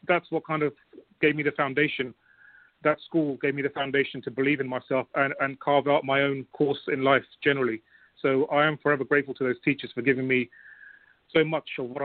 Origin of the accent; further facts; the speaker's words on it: London, United Kingdom; Growing up in West London in a very basic but comfortable surroundings